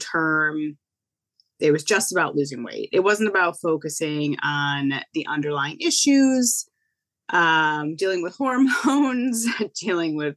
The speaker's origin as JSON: {"language": "English", "region": "Connecticut", "country": "United States", "said": "I'm from Connecticut"}